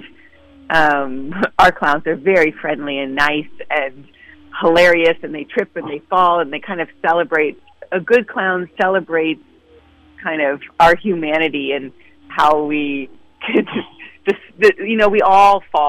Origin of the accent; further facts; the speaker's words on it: San Francisco, California, United States; I grew up in San Francisco in a family that was in opera and music